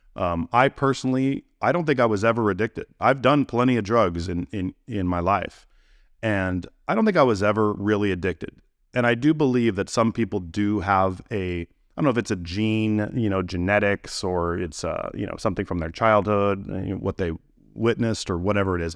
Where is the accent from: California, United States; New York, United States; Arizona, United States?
California, United States; Gilroy; I grew up in California, in, um, in a town called Gilroy